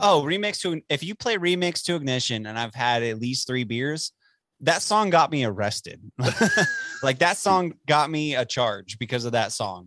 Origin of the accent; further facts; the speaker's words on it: Dallas, Texas, United States; now in Amarillo, United States; I'm from Dallas.